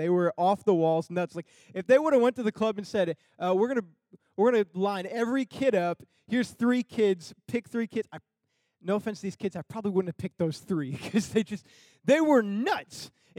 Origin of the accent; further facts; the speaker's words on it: Michigan, United States; moved away; I'm from Michigan.